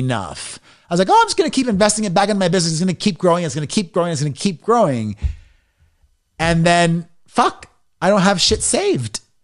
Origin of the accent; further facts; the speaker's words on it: Miami, Florida, United States; moved away as an adult; also born or lived in New York City / Los Angeles; I grew up in Miami and I didn't have the best experience being a closeted gay guy back in the nineties in a Latino machista community.